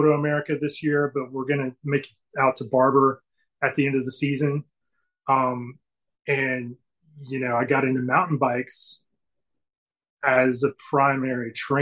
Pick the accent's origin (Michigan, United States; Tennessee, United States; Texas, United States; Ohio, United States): Tennessee, United States; Chattanooga; I'm from Chattanooga originally